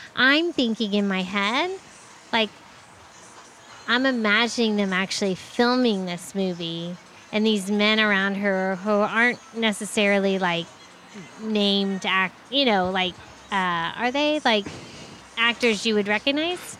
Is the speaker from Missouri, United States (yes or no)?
no; Tampa, Florida, United States; growing up in Tampa